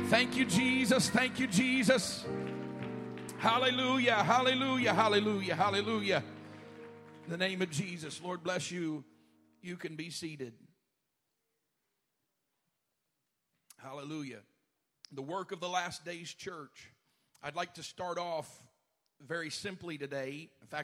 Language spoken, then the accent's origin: English; Alabama, United States; I'm from Alabama